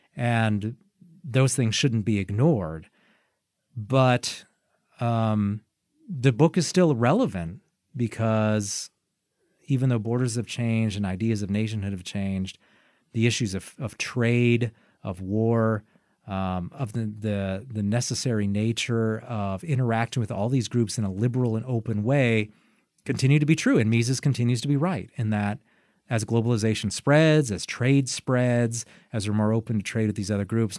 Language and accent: English; United States; As an American